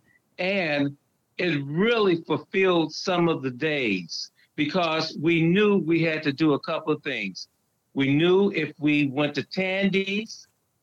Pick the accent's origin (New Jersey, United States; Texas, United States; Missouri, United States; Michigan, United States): Missouri, United States; St. Louis; I was born and raised in St. Louis, Missouri